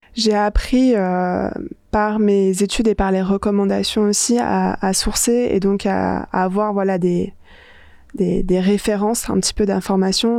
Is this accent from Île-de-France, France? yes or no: yes; Paris, Île-de-France, France; j'ai grandi à Paris